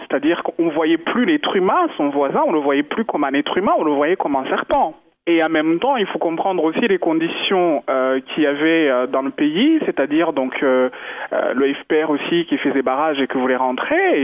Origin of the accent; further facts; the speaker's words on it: Rwanda; moved away; je suis rwandaise, euh, je suis née au Rwanda, j'adore ma culture